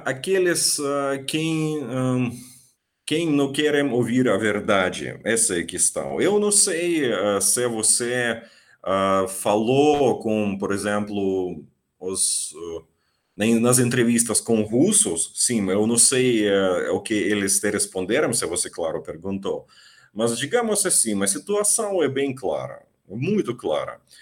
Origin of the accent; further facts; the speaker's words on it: Ukraine; Portuguese is a second language; moved away as an adult; also born or lived in Russia; now in Rio de Janeiro, Brazil; sou da Ucrânia